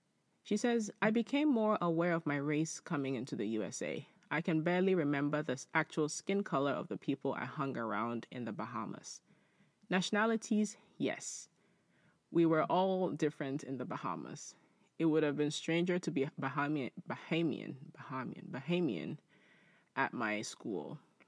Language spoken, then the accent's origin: English; Nigeria; moved away; As an immigrant, I was looked down at by my fellow blacks as an inferior because I was from Nigeria.